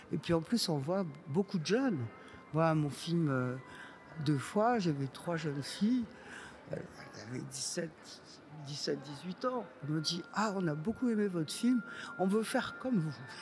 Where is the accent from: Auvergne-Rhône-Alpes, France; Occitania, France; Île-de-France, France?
Occitania, France; Montpellier; moved away; also born or lived in Boulogne-Billancourt; on était de Montpellier, on parlait avec un accent énorme.